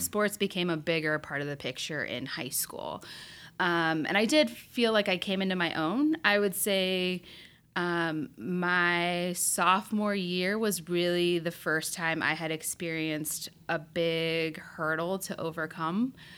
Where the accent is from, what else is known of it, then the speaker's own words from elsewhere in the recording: Berne, Indiana, United States; growing up in Bern, Indiana was great